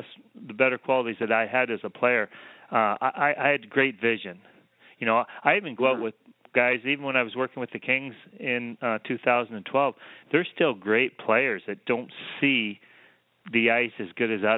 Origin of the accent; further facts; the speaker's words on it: Canada; now in Los Angeles, United States; my hometown, there may be 75 people in my hometown. I came from maybe